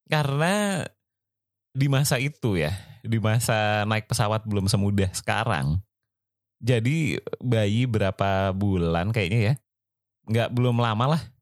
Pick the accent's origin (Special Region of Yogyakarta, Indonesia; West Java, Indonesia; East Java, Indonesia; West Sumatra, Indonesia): West Java, Indonesia; Bandung; Dari Bandung. Aku oh, dari aku dari kecil di Bandung. Gitu.